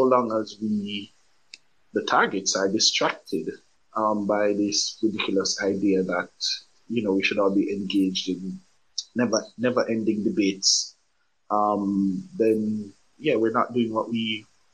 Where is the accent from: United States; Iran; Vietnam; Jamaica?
Jamaica; moved away as an adult; also born or lived in England; as a black Jamaican, somebody born and raised in Jamaica